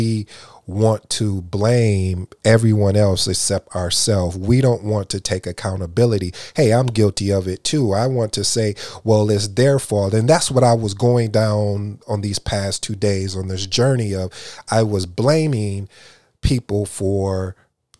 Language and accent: English; Jamaica; I'm Jamaican